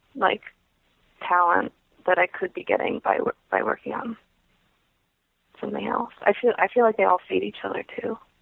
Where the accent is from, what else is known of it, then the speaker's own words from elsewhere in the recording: Clear Lake, California, United States; I grew up a couple hours north of Oakland, um, in California, in a place called Clear Lake